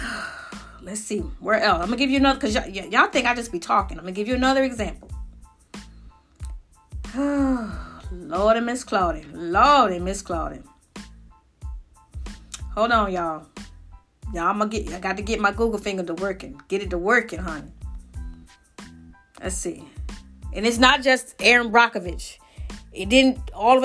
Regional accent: Lowndes County, Alabama, United States; where I grew up in Lowndes County, Alabama

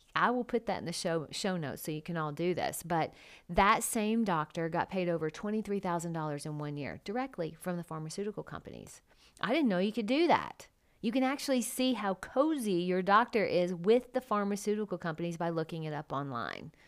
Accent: United States; I'm an American

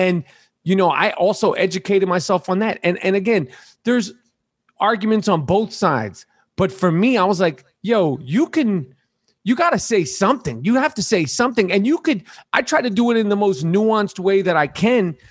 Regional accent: New York City, New York, United States; I grew up in New York City in the seventies and eighties

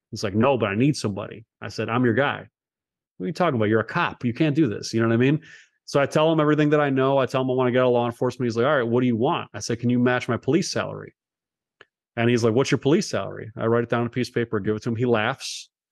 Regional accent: Cleveland, Ohio, United States; also born or lived in Los Angeles; I was born in Los Angeles. Uh, only was there as a very short amount of time. uh, as a baby, a young kid, and then I grew up in the east side of Cleveland

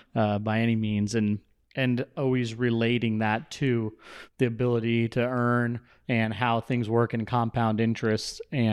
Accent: Phoenix, Arizona, United States; So born and raised in Central Phoenix.

